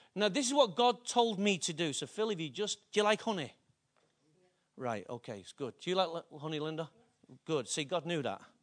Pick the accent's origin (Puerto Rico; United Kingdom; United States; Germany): United Kingdom; Manchester, North West England; I'm from Openshaw